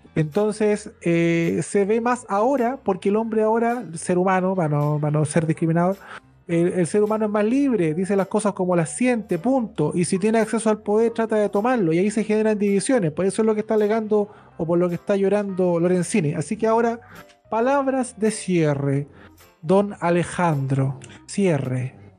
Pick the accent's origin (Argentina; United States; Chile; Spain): Chile